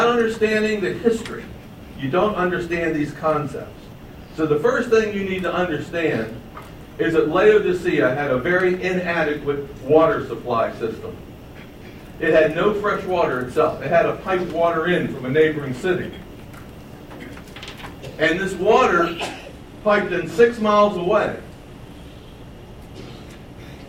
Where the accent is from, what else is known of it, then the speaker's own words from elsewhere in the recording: Baltimore, Maryland, United States; I grew up in Baltimore, about 2 miles from my house, there was a road, and it was called Cold Spring Lane.